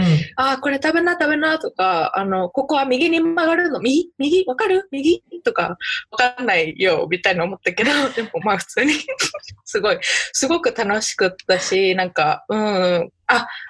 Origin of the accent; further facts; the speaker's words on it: Saitama, Japan; moved away as an adult; now in Nebraska, United States; 私埼玉県出身で、海なし県だし